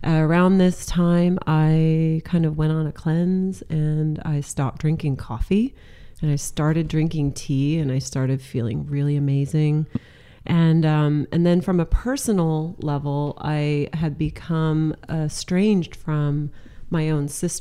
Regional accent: Central Coast, California, United States; also born or lived in Santa Barbara / Los Angeles / San Francisco / Sausalito; now in Sonoma, United States; I'm a California girl. So I grew up in California on the Central Coast

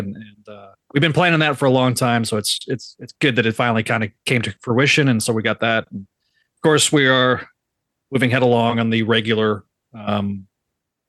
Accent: rural middle part of America, Midwest, United States; moved away; I'm from a very rural area originally

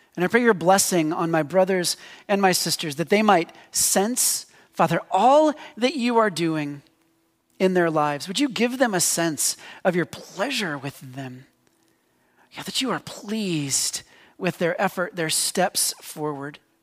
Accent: United States; as Americans, and particularly as American Christians

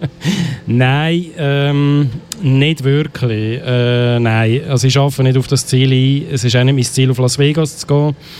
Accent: Biberstein, Aargau, Switzerland; bin aus Biberstein

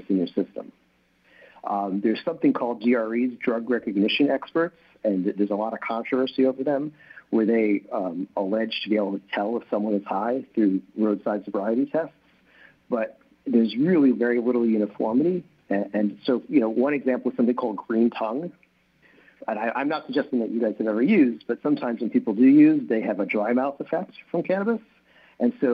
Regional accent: New York, United States; I'm a New Yorker

